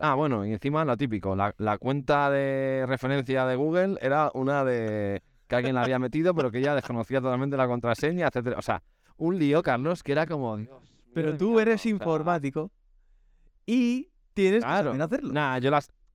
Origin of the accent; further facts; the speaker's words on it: Spain; para un europeo como nosotros, español en este caso